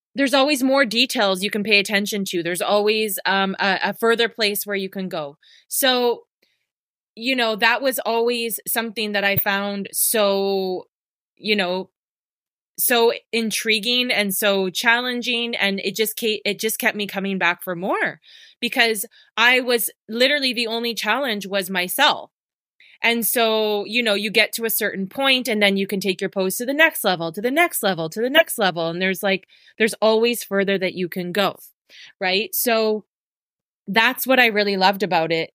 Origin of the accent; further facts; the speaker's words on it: Abbotsford, British Columbia, Canada; moved away as an adult; also born or lived in Vancouver; I moved out from Abbotsford when I was 18. I moved to Vancouver